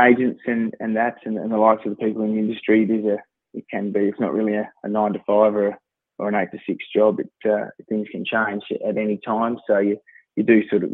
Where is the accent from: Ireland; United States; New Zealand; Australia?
Australia; Bridgetown, Western Australia; returned back home to my hometown of Bridgetown in 2008